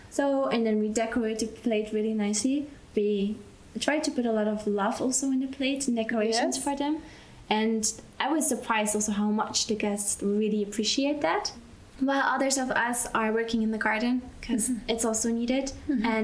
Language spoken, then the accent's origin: English; Belgium; moved away as an adult; now in Austria; and I grew up in Belgium